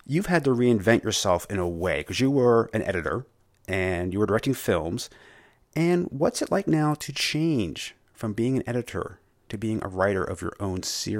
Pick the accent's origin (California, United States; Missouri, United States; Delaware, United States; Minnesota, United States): Delaware, United States; Wilmington; I am out of Wilmington, Delaware.